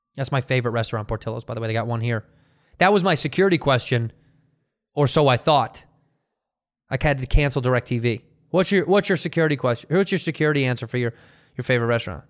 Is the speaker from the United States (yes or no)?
yes; United States; I'm an American